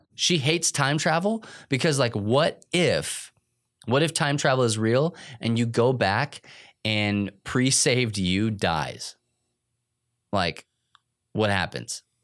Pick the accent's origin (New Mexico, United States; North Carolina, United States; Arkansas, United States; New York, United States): New Mexico, United States; moved away; I was in New Mexico